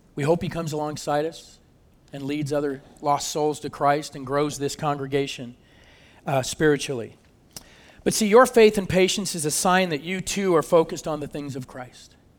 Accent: California, United States; moved away as an adult; also born or lived in Michigan; I'm from California

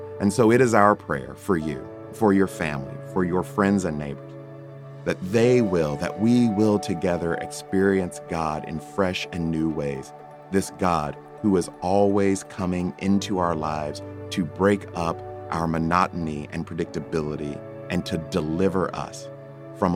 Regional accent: the American South, United States; Growing up in the American South

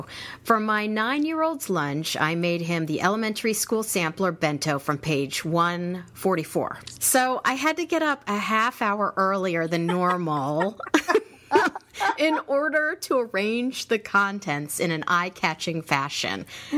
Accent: United States; As an American

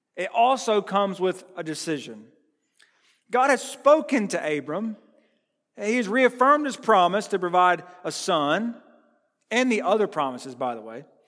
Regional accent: United States; I'm from Burke County

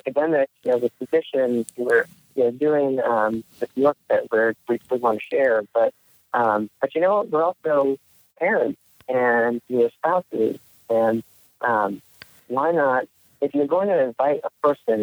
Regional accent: New Jersey, United States; moved away; also born or lived in Palo Alto, California; I was born in New Jersey and grew up there, for the first several years of my life

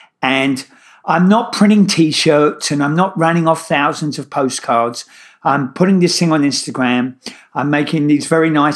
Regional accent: London, United Kingdom; moved away as an adult; now in New York, United States; my Brooklyn accent, I originally come from East London

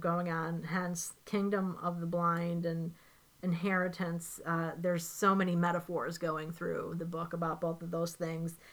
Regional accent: Chicago, Illinois, United States; I am from Chicago

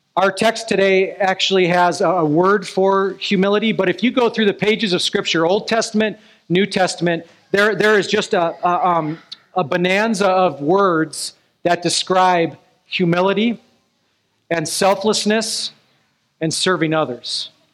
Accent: Alaska, United States; moved away; I grew up in Alaska

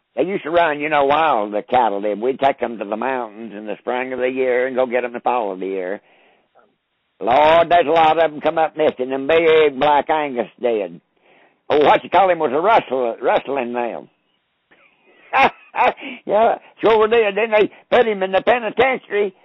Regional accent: Robbinsville, North Carolina, United States; I grew up here in Graham County, Robbinsville, North Carolina.

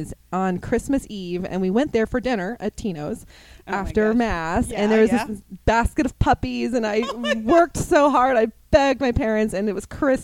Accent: Plano, Texas, United States; moved away; where I grew up, my hometown, Plano, Texas

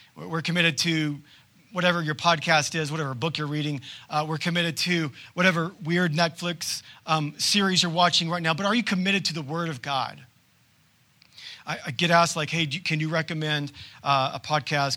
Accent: United States; as modern-day Americans

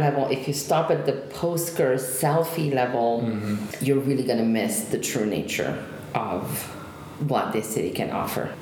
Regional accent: Genoa, Liguria, Italy; moved away; the last city that was European capital of culture in Italy was my hometown

